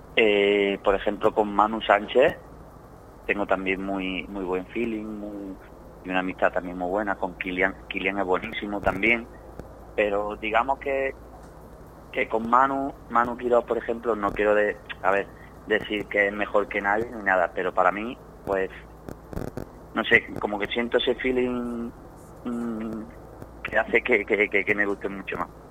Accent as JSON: {"language": "Spanish", "area": "Jaén", "region": "Andalusia", "country": "Spain"}